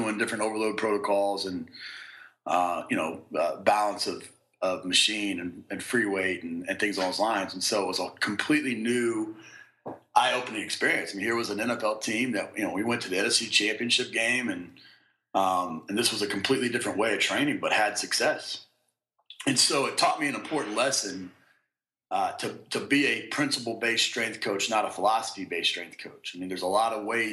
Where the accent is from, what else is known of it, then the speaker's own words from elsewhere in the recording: Kansas City, United States; I grew up in Kansas City